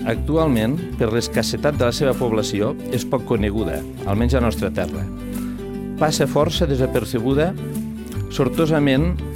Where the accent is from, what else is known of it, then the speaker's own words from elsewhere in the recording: Lleida, Catalonia, Spain; com a lleidatans que som